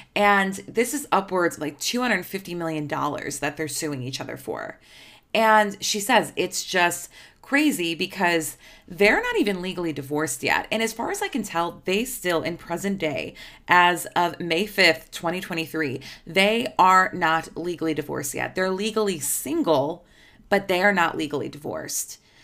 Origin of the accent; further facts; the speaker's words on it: Chicago, Illinois, United States; I'm from Chicago.